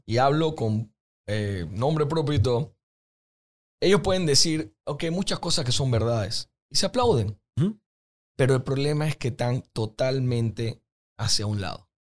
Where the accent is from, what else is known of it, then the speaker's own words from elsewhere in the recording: Panama; nosotros como panameños que lastimosamente nuestro promedio de educación no es tan alto